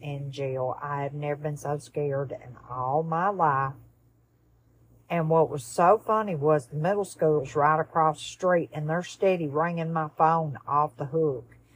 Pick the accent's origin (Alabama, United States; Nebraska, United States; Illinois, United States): Alabama, United States; Tuscaloosa; also born or lived in Fayette County, Alabama; I'm originally from Tuscaloosa, Alabama, and I graduated from Fayette County High School